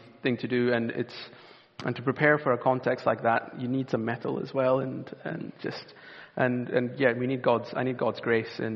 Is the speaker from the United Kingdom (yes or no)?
yes; Aberdeen, Scotland, United Kingdom; moved away as an adult; also born or lived in Dubai; now in London, United Kingdom; Hebron is where I grew up. I was born in Dubai, lived there till I was 9, and then came up to Aberdeen, moved to Union Grove.